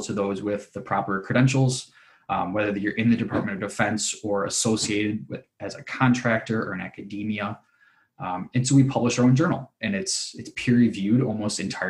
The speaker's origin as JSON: {"language": "English", "town": "Kalamazoo", "region": "Michigan", "country": "United States", "tie": "born or raised there", "said": "I grew up in Kalamazoo, Michigan"}